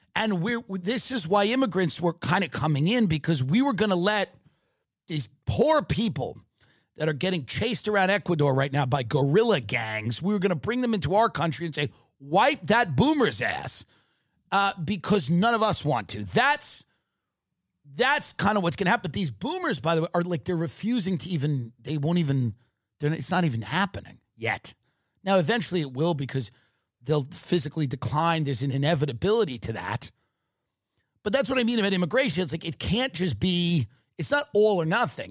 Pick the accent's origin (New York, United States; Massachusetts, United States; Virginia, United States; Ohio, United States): New York, United States; New York City; I come from New York City.